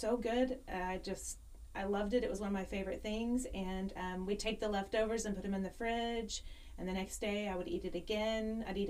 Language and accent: English; Mount Pleasant, Texas, United States; I grew up in Mount Pleasant, Dangerfield, Northeast Texas.